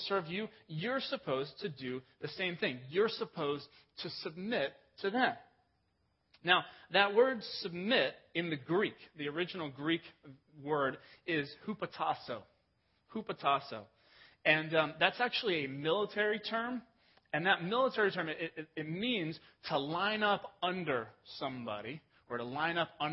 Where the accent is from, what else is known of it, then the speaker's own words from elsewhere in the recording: England, United Kingdom; moved away; I was born in England